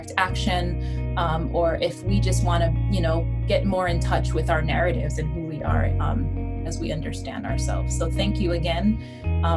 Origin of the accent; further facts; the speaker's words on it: Hawaii, United States; moved away; also born or lived in New York City; growing up in Hawaii, as I shared, that where everyone was brown